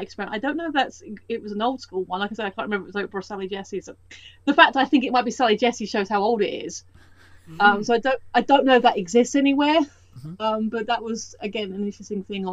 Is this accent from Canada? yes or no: no; United Kingdom; Where I live is about 20 minutes north of London.